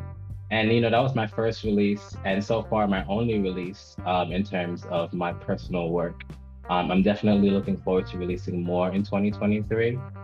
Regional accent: Antigua & Barbuda; also born or lived in Guyana / New York, United States; I was born in New York. I am a West Indian. My mom is from Antigua. My dad is from Guyana. I was raised in Antigua and Guyana as a child. So I'm very West Indian centered.

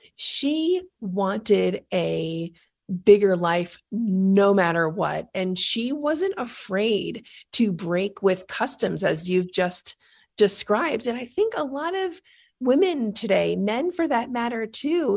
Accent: New York, United States; I'm from New York, and I grew up in the Bronx

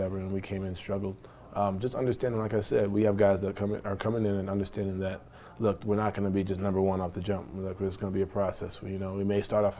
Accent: New York, United States; I'm from New York, from the part of that quote-unquote generation where all you see is the crossovers, the dunks, and the highlights.

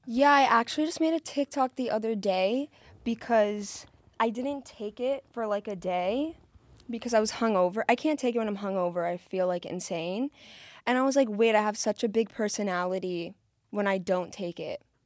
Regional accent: South Florida, United States; I'm from South Florida

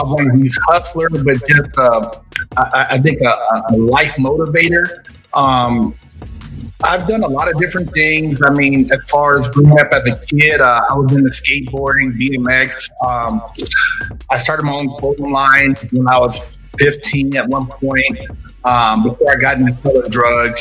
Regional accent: Sacramento, California, United States; Pretty much grew up in California my whole life.

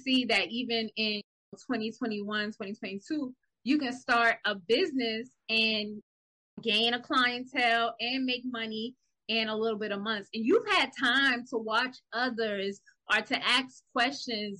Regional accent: South Carolina, United States; accent: Geechee/Gullah; we from South Carolina. And we speak a language called Dichigala

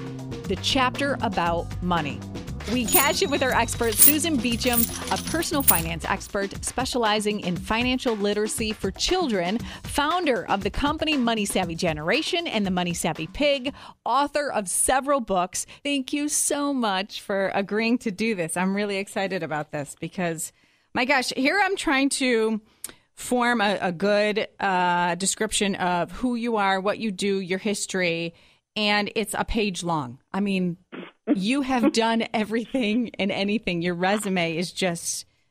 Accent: Rochester, United States; I have been born and raised in Rochester. My mother's walking distance from me

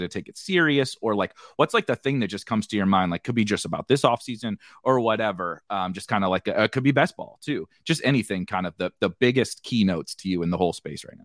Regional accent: St. Louis, Missouri, United States; I'm born and raised in Saint Louis

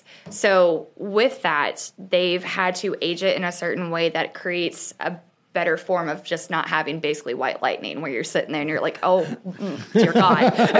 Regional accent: Northern New York, United States; moved away; I'm from Northern New York.

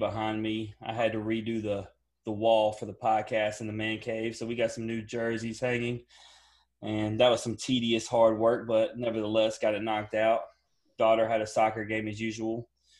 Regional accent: Memphis, Tennessee, United States; also born or lived in Southern California; I'm from Memphis and I was actually stationed out in Southern California

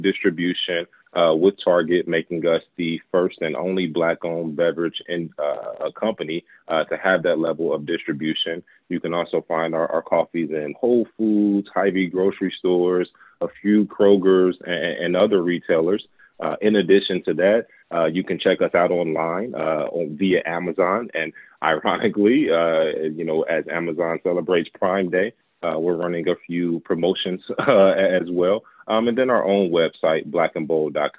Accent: Gary, Indiana, United States; moved away; I'm originally from Gary, Indiana.

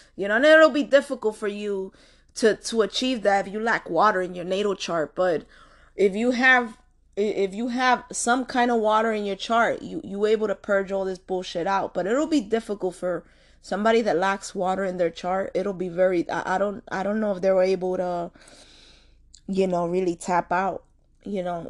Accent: New York City, New York, United States; I come from Washington Heights

